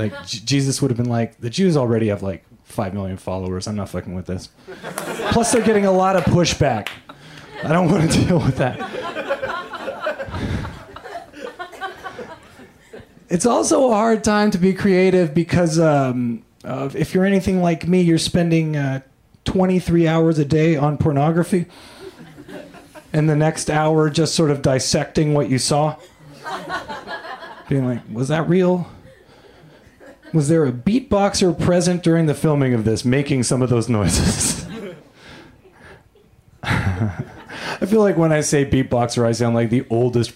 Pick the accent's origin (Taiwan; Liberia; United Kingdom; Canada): Canada; now in United States; I am an immigrant from Canada